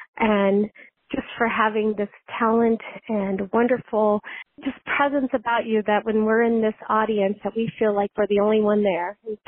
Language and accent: English; Ohio, United States; I'm from Ohio